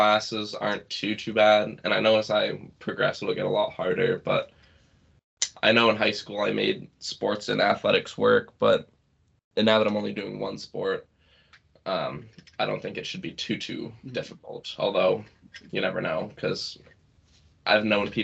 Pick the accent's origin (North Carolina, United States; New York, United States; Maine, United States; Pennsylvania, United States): Maine, United States; Presque Isle; I was born here in the county, and I'm from Maine. I was molded by Maine